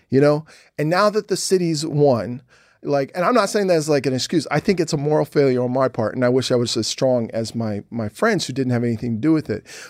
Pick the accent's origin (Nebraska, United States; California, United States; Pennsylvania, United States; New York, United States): Pennsylvania, United States; Philadelphia; the guys I grew up with in Philly